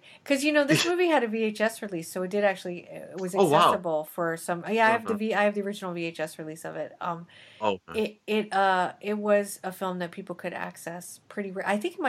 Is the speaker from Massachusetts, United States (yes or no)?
no; New Mexico, United States; I am from New Mexico. Can't you tell?